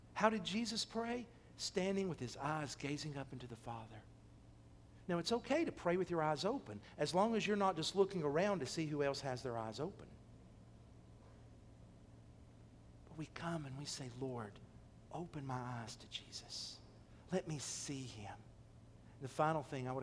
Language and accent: English; Athens, United States; My hometown of Athens